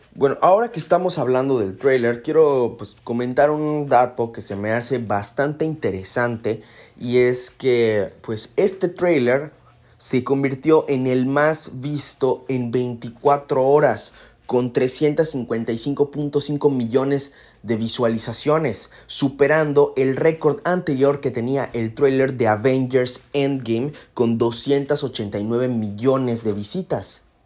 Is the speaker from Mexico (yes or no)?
yes; Mexico; yo conozco a mi gente, conozco a mi pueblo y México